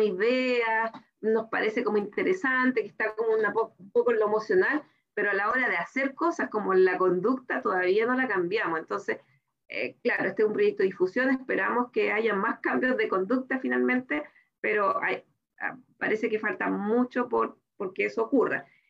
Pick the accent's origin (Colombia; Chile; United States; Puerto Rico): Chile; que tenemos en nuestro país